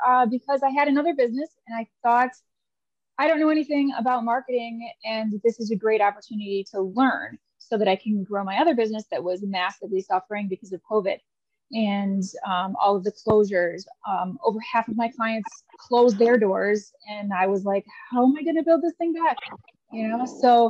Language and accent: English; United States; accent: American; As you can tell from my accent, I'm American, I'm US